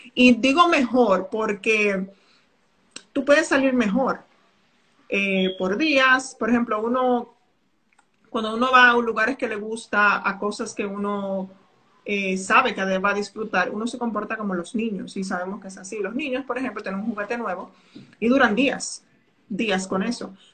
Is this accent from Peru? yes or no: no; Dominican Republic; soy dominicana